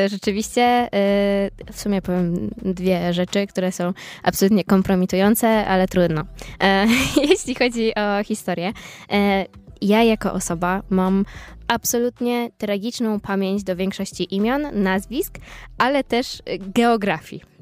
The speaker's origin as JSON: {"language": "Polish", "region": "eastern Poland", "country": "Poland", "moved": "yes", "lives_now": "Poznań, Poland", "said": "jestem ze wschodu"}